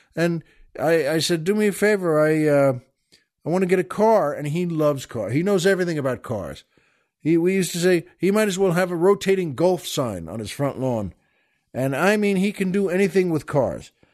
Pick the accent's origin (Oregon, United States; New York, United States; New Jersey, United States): New York, United States; Long Island; where I grew up on Long Island